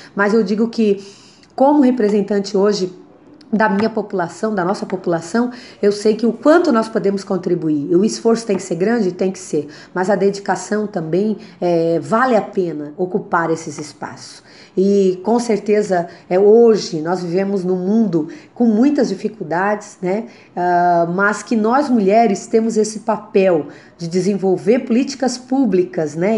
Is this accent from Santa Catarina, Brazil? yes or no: yes; Criciúma, Santa Catarina, Brazil; nasci na cidade de Criciúma, é, onde fui criada, educada e aqui estou hoje